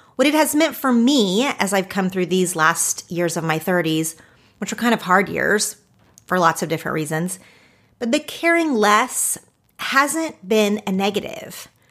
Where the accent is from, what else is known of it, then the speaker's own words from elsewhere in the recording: Oklahoma, United States; now in Los Angeles, United States; growing up in Oklahoma, living in Los Angeles